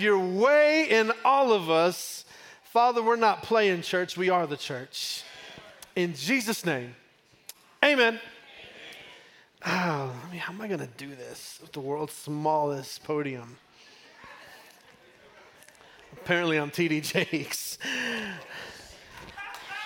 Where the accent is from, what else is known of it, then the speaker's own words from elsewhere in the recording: Texas, United States; I'm from Texas